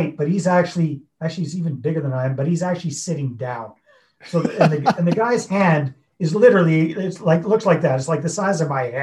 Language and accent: English; Northern British Columbia, Canada; moved away as an adult; also born or lived in Costa Rica; I was born and raised in Northern British Columbia on the west coast of Canada